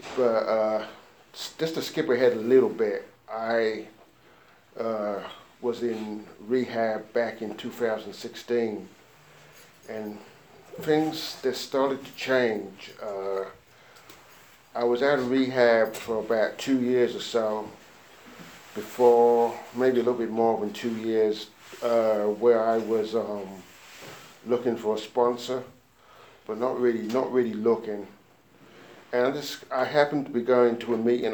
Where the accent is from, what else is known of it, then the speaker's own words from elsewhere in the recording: London, United Kingdom; now in United States; I was born and grew up in uh, London, England